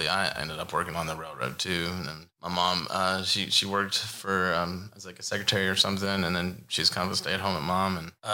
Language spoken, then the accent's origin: English; West Virginia, United States; I grew up in West Virginia, and the trains were coming through my town with the graffiti. And coming from a small town